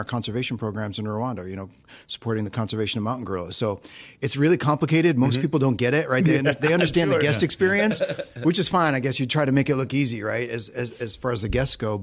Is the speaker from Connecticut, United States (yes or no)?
no; Northeast Ohio, United States; I grew up in Northeast Ohio